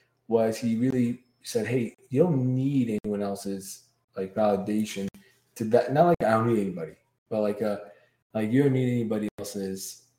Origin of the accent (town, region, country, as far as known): Brooklyn, New York, United States